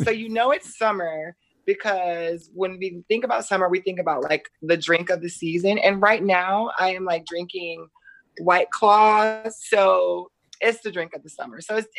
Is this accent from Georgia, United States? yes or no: yes; Atlanta, Georgia, United States; accent: Georgia twang; also born or lived in Jacksonville, Florida; now in Los Angeles, United States; I'm originally from Atlanta, Georgia. Nice. You hear that Georgia, that little twang. And I used to live in Jacksonville, Florida.